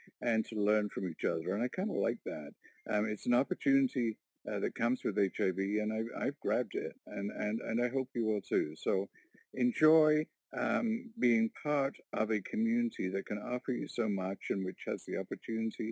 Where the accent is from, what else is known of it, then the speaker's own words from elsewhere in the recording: Warkworth, Ontario, Canada; I'm from Warkworth, Ontario, little rural community of 700 people